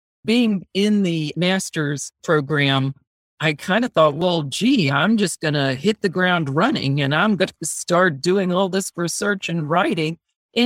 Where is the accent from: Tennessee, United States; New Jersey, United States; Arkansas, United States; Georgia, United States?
Georgia, United States; moved away as an adult; now in Washington, D.C., United States; growing up in Georgia